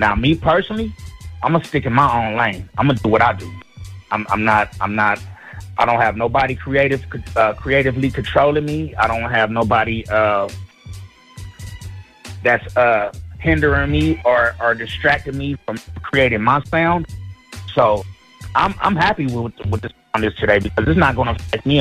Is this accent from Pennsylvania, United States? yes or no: no; San Francisco Bay Area, California, United States; I'm from the Bay Area